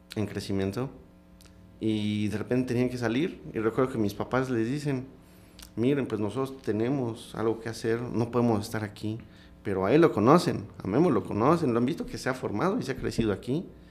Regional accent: Comitán, Chiapas, Mexico; es donde vamos creciendo también en Comitán

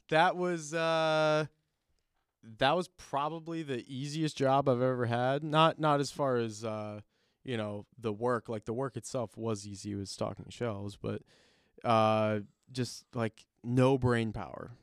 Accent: Chicago, Illinois, United States; moved away; I was born in Chicago, so and I have family out there, so it'll always be Sears Tower to me.

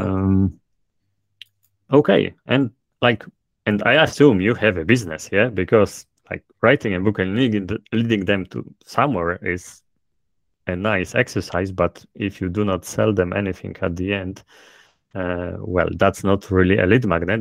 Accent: Poland; accent: thick Polish; English is a second language; my thick polish accent

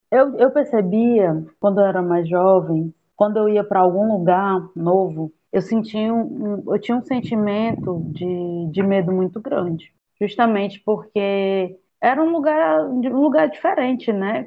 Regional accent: Camocim, Ceará, Brazil; moved away as an adult; also born or lived in Sobral / Rio de Janeiro / Redenção; now in Fortaleza, Brazil; sou de Camocim, tenho 32 anos

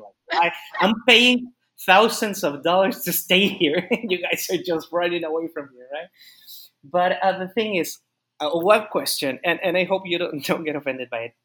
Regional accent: Mexico; also born or lived in Austin, Texas; what we Mexicans always miss is food

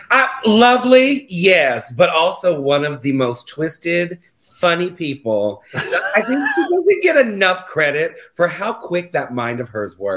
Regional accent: Florida, United States; No, so we're actually from Florida.

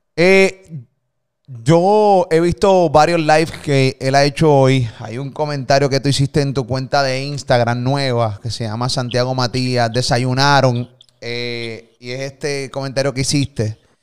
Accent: Puerto Rico; de Puerto Rico

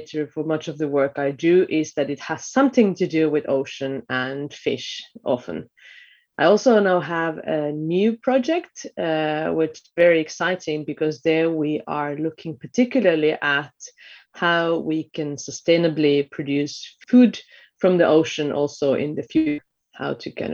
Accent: Finland; moved away as an adult; also born or lived in Austria; now in Bergen, Norway; I am originally from Finland

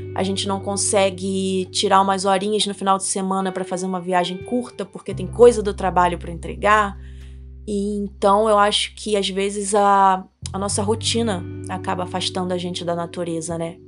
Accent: Rio de Janeiro, Brazil; moved away as an adult; now in Nova Friburgo, Brazil; Eu nasci no Rio, no Rio de Janeiro, e em 2020 eu tomei a decisão de me mudar para o interior, fugir para as montanhas, vim para Nova Friburgo

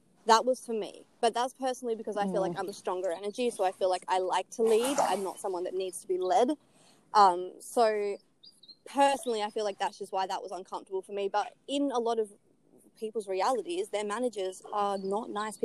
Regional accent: Perth, Western Australia, Australia; I'm from Perth

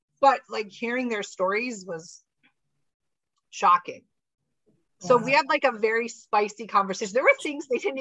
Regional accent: United States; I'm American. I apologize. I don't speak French

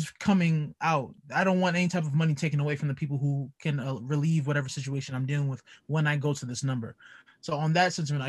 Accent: New York City, New York, United States; moved away as an adult; now in Columbus, United States; I grew up in Brooklyn

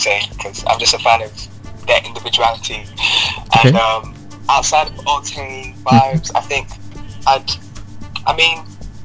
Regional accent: United Kingdom; also born or lived in Ibadan, Nigeria; now in London, United Kingdom; I moved to the UK when I was 9

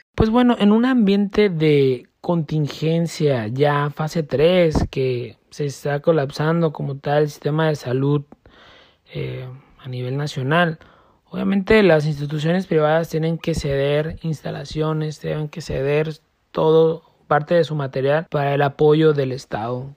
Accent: Mexico; nosotros como mexicanos

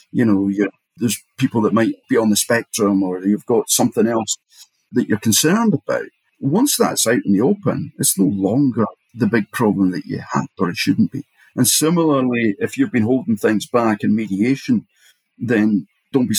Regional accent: Edinburgh, Scotland, United Kingdom; I come from Edinburgh

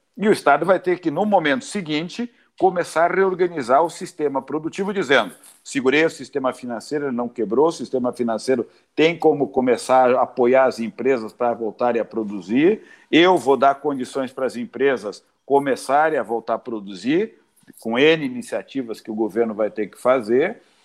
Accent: Brazil; como brasileiros

